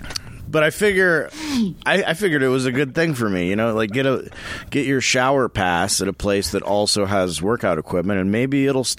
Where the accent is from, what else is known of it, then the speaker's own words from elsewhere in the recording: the South, United States; moved away; also born or lived in Louisiana / Texas; I grew up in the South.